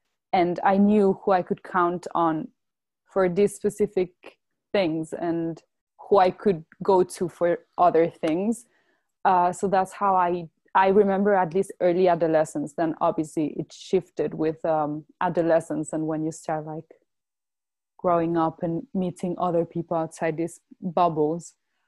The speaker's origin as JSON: {"language": "English", "town": "Brussels", "region": "Brussels-Capital Region", "country": "Belgium", "tie": "born or raised there", "said": "I grew up in Brussels and that's where I spent basically all my life till I moved to university."}